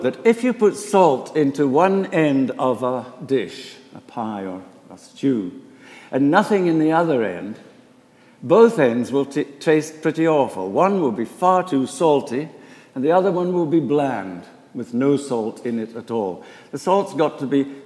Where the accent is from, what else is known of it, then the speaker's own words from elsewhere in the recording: Edinburgh, Scotland, United Kingdom; moved away as an adult; also born or lived in Inverness; now in Philadelphia, United States; I was born and brought up in Edinburgh, in Scotland